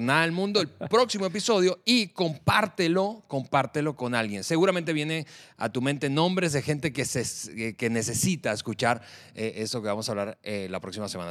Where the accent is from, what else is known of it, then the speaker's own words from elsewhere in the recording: Venezuela; moved away as an adult; now in Mexico; llegamos eh, eh, a, México, de nuestro país de origen, de Venezuela